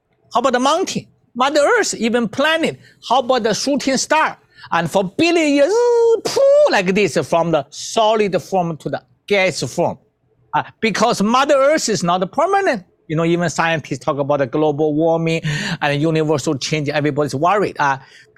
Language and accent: English; China; I come from China.